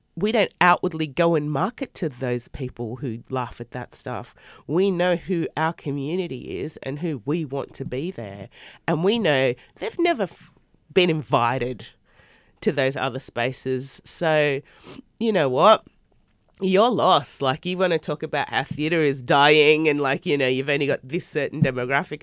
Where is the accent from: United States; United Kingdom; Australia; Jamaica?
Australia; living in Australia and growing up in Australia